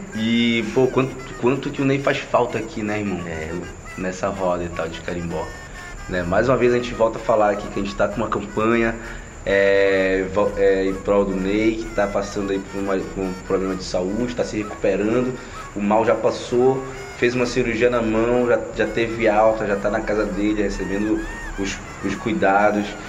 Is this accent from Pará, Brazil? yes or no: yes; Belém, Pará, Brazil; sou aqui de Coraci